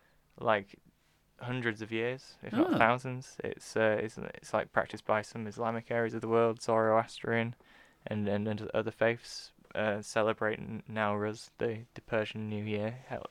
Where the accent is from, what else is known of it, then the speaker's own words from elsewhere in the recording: Yorkshire and the Humber, United Kingdom; we are from Yorkshire